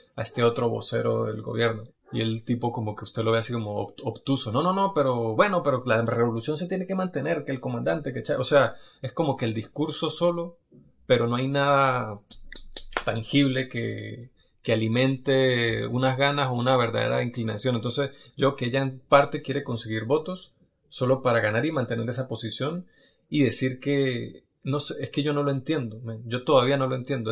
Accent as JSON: {"language": "Spanish", "country": "Venezuela", "moved": "yes", "said": "Yo soy venezolano"}